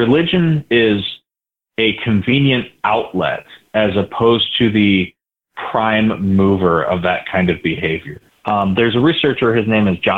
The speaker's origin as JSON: {"language": "English", "town": "St. George", "region": "Utah", "country": "United States", "tie": "born or raised there", "said": "I grew up in St. George, Utah"}